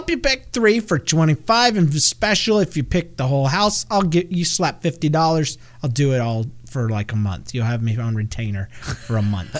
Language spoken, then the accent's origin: English; the South, United States; I'm from the South